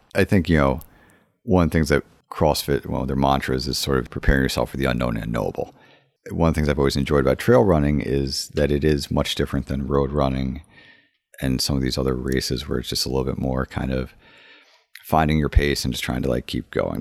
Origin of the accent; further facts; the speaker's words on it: Woodbury, Connecticut, United States; I grew up in Woodbury